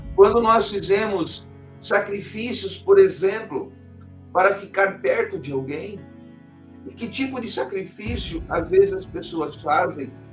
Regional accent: Joinville, Santa Catarina, Brazil; sou de Joinville, Santa Catarina

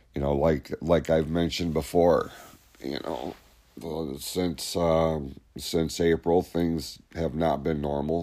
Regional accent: Hadley, United States; we grew up in Hadley

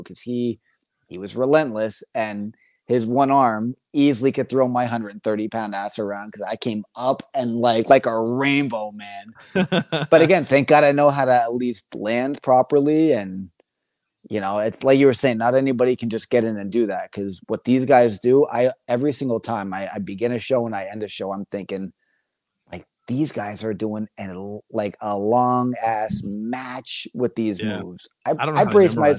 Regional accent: Bloomsburg, Pennsylvania, United States; moved away; I'm originally from Bloomsburg, Pennsylvania. So another small town area.

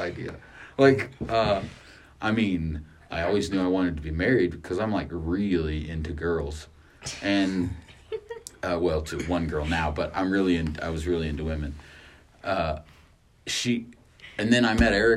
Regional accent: Artesia, New Mexico, United States; moved away as an adult; also born or lived in Carlsbad, New Mexico / Albuquerque, New Mexico / Farmington, New Mexico / Roswell, New Mexico; I was born in Carlsbad, New Mexico, but my family lived in Artesia, and I call Artesia home.

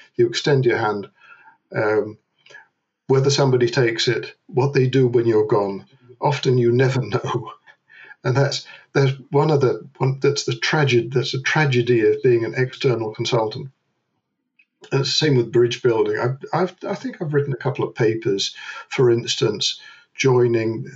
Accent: London, United Kingdom; moved away as an adult; now in Netherlands; I was born in London, uh, where I met a Dutch girl. We got married in London. I emigrated to the Netherlands

